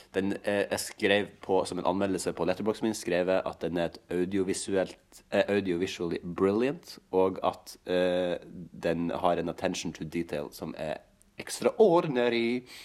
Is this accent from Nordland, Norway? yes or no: yes; Sandnessjøen, Nordland, Norway; now in Oslo, Norway; hjemme i Sandnessjøen